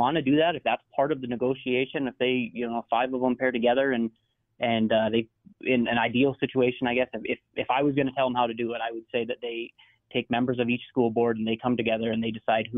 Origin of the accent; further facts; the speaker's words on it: rural area near Minot, North Dakota, United States; now in Minot, United States; I grew up out in the country. I went to class. I played single-A football at DeLac.